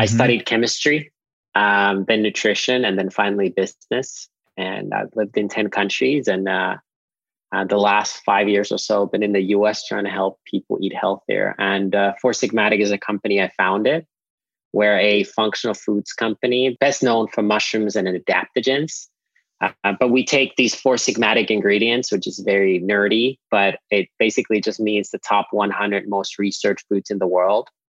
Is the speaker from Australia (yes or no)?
no; Nokia, Pirkanmaa, Finland; now in Austin, United States; I grew up in Finland at our family farm that we've had for at least 13 generations since 1619.